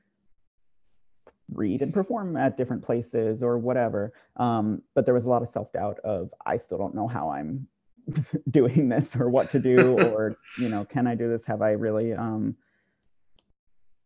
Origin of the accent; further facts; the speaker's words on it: New Jersey, United States; my hometown in New Jersey